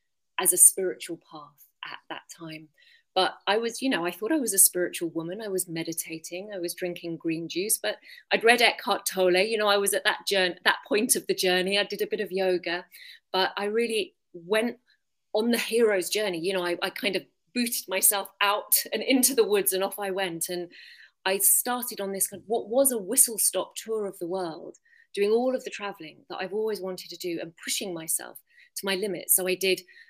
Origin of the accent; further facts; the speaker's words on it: London, United Kingdom; moved away as an adult; now in Findhorn, United Kingdom; I'm from London originally